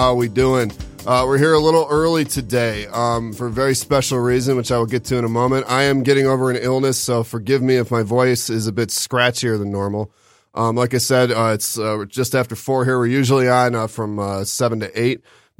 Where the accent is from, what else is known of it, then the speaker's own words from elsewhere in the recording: Detroit, Michigan, United States; We're from Detroit